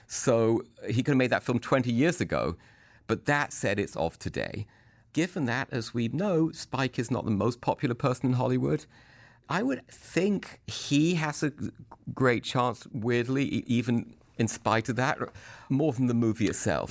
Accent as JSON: {"language": "English", "country": "United Kingdom", "said": "I'm a British person, and I kinda think of myself as an actor"}